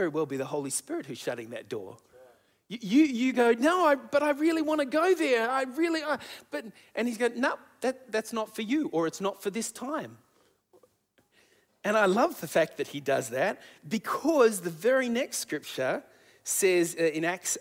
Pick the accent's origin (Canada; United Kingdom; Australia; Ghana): Australia; Sydney, New South Wales; also born or lived in Adelaide; we needed to come home back to Sydney